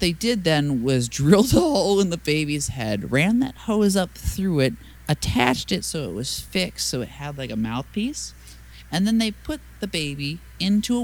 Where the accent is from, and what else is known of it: United States